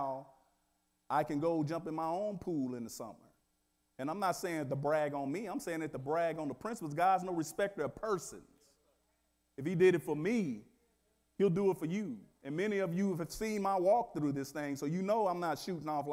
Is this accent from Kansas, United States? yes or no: yes; Wichita, Kansas, United States; I thought I came from Wichita, Kansas